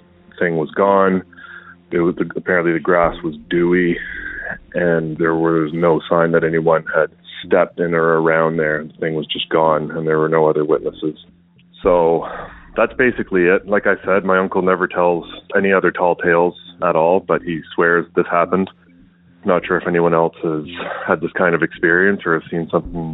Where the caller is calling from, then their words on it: New Brunswick, Canada; I'm calling from New Brunswick, Canada.